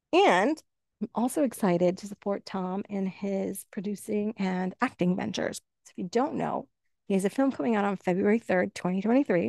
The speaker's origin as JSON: {"language": "English", "country": "Canada", "said": "I'm Canadian"}